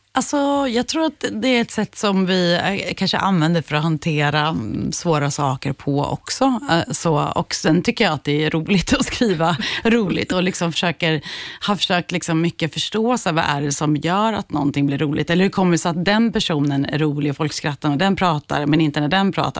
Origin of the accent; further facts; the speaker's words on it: Skärblacka, Östergötland, Sweden; jag är uppvuxen i Skärblacka